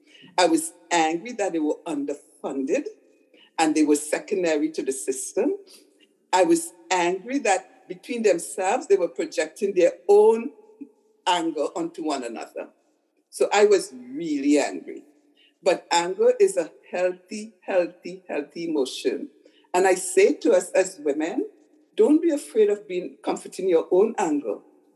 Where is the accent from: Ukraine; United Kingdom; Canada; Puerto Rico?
Canada; Montreal, Quebec; now in Ontario, Canada; I came from Montreal and I'm a good girl in the way we were brainwashed. You don't use obscene language, right? In my world, I've never used an obscene language before I came to Ontario.